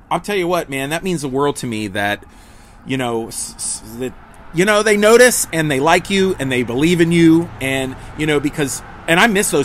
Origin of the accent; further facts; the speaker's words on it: Pittsburgh, Pennsylvania, United States; My hometown of Pittsburgh